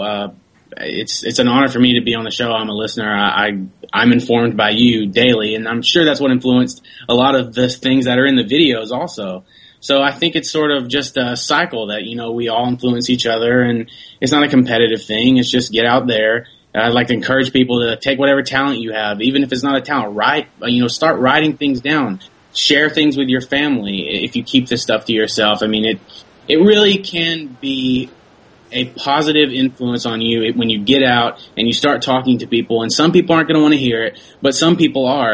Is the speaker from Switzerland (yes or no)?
no; United States; I'm an American citizen